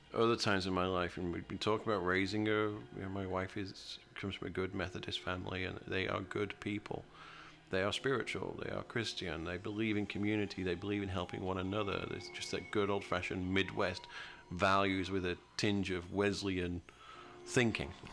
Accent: United Kingdom; now in United States; I'm from a British country. I'm from Great Britain

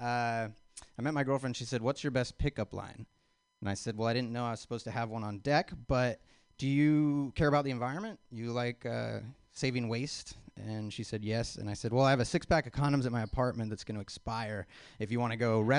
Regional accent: Spokane, Washington, United States; moved away; I'm originally from Spokane, Washington

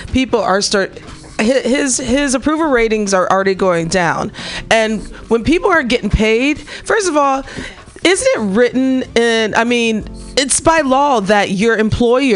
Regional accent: Missouri, United States; moved away; Missouri, my home state

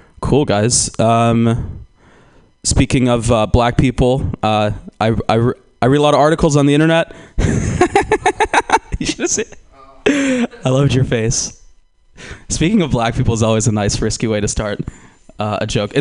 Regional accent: Georgia, United States; now in California, United States; I grew up in Georgia.

